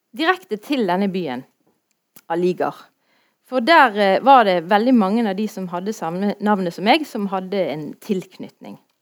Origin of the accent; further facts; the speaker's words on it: Bergen, Vestland, Norway; jeg er fra Ytre Sandviken, så jeg sier det sånn som det, vi gjør det